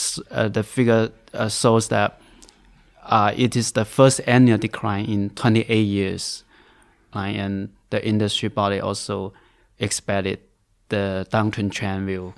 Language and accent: English; Gaozhou, Guangdong, China; now in Beijing, China; I'm a Guangdong native. working in Beijing